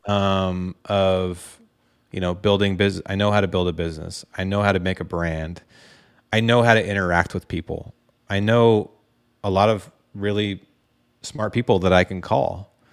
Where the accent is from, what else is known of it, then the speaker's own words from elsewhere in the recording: Dallas, Oregon, United States; I'm just a, a hunter from Dallas, Oregon